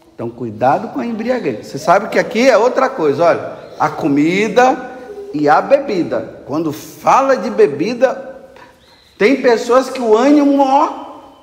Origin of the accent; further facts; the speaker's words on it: Brazil; Eu sou brasileiro.